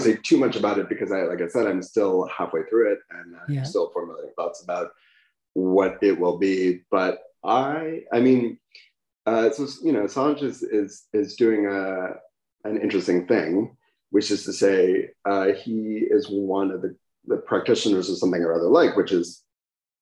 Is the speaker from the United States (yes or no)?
yes; United States; as an American